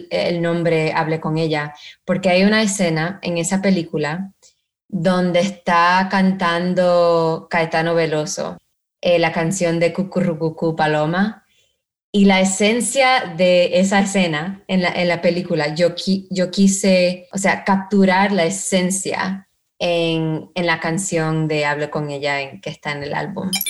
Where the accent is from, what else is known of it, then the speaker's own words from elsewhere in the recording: Georgia, United States; also born or lived in Puerto Rico; yo nací en Puerto Rico, mi mamá, toda mi familia de parte de mi mamá son de Puerto Rico y de parte de, mi papá son, son de España, pero yo me crié en Georgia, un estado sur en los Estados Unidos, que es, o sea, totalmente en el Bible Belt